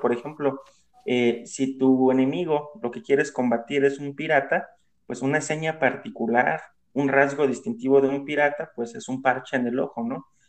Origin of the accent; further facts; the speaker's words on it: Mexico; como decimos aquí en México